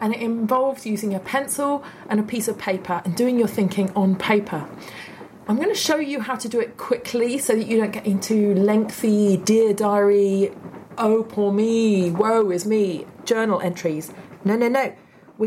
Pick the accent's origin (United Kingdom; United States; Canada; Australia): United Kingdom; I'm a Brit